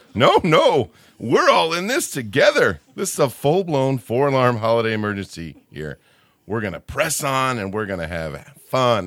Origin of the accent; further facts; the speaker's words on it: Midwest, United States; I'm showing myself as a Midwesterner by calling her Aunt Bethany